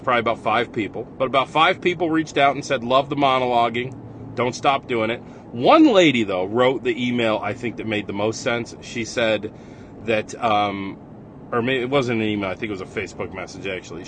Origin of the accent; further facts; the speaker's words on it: Rochester, New York, United States; accent: Rochester; I like my Rochester accent